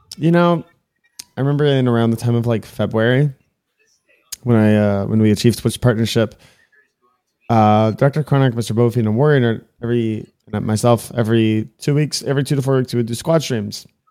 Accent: Miami, Florida, United States; I was born and raised in Miami, Florida. This is, like, my home

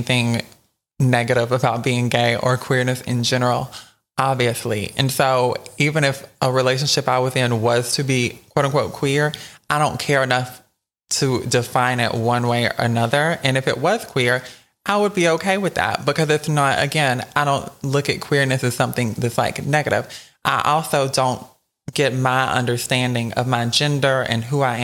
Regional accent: South Georgia, United States; I'm from South Georgia as well

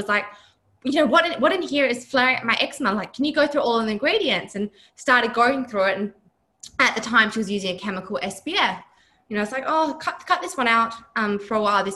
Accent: Broome, Western Australia, Australia; now in Perth, Australia; I'm originally from Broome. I grew up in Broome, which is just northwest of Perth.

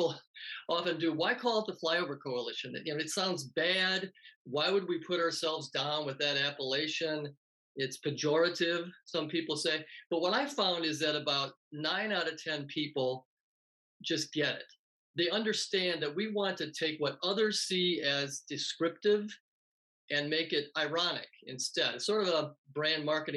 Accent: Wisconsin, United States; growing up in Wisconsin

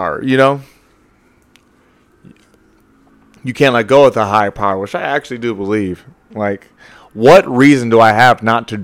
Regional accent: the South, United States; I grew up in the South, man. Let's call that the Bible Belt

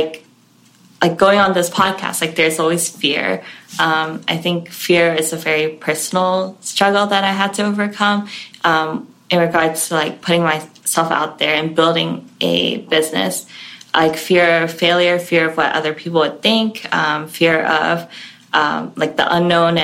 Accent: Hong Kong; now in United States; I grew up in Hong Kong

